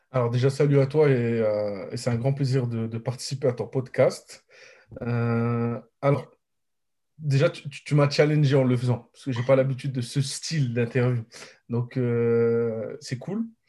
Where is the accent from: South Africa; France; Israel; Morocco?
Morocco; je suis marocain